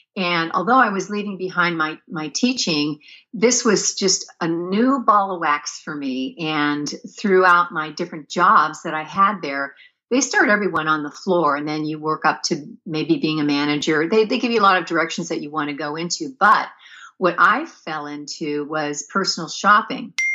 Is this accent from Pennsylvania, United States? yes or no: yes; Pennsylvania, United States; moved away as an adult; now in California, United States; I was born and raised in Pennsylvania